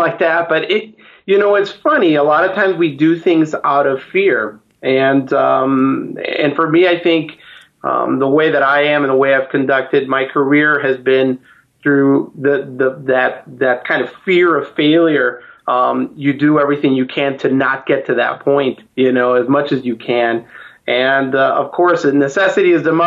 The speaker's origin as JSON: {"language": "English", "town": "Chicago", "region": "Illinois", "country": "United States", "tie": "born or raised there", "said": "I'm originally from Chicago, Illinois"}